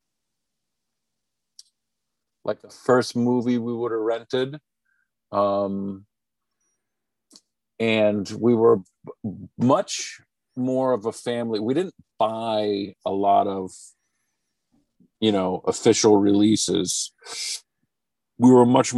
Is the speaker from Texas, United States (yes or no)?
no; Rhode Island, United States; I grew up in Rhode Island